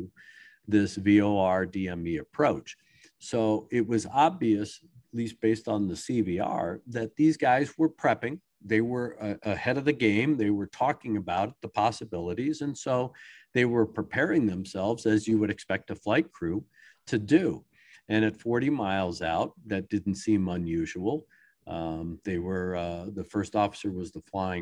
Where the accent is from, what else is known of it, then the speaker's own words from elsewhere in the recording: Maryland, United States; I grew up in Maryland.